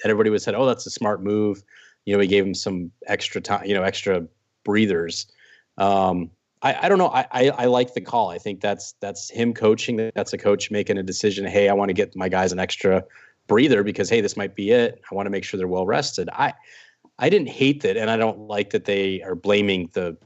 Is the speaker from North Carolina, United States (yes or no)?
no; Arizona, United States; when I was a kid growing up in Arizona